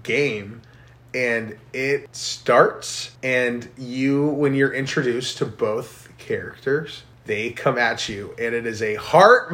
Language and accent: English; United States; as an American